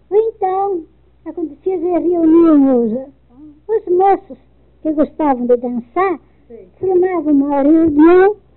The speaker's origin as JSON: {"language": "Portuguese", "town": "São Bernardo do Campo", "region": "São Paulo", "country": "Brazil", "tie": "born there", "said": "Aqui em São Bernardo."}